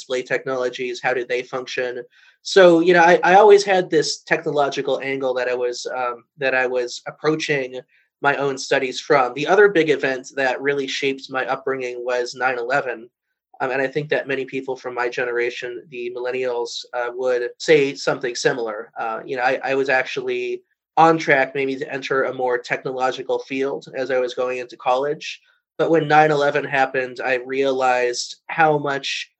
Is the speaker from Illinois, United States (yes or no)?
yes; Chicago, Illinois, United States; also born or lived in Los Angeles, California; I actually grew up in two places, in Los Angeles as a young child, and then my family moved to Chicago